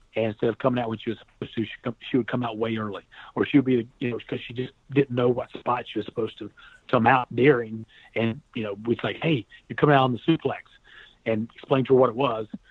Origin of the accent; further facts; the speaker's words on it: North Carolina, United States; I'm from North Carolina